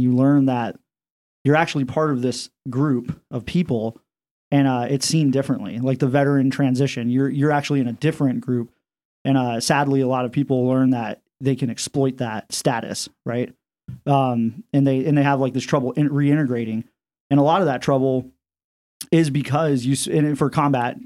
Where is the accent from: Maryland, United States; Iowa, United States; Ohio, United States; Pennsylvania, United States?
Iowa, United States; moved away as an adult; I'm from Iowa